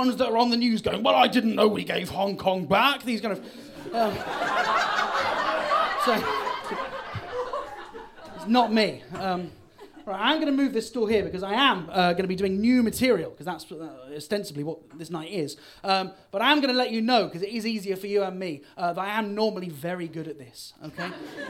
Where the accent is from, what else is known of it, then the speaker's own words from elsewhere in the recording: Bristol, South West England, United Kingdom; I am from Bristol, but I sound a bit posh. But don't worry, I'm not.